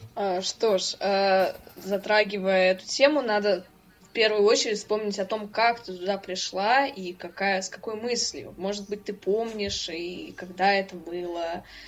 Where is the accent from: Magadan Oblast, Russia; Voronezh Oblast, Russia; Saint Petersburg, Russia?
Saint Petersburg, Russia; как и любой петербуржец